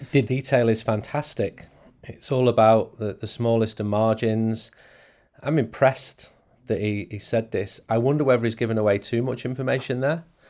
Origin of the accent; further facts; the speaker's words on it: England, United Kingdom; as an English person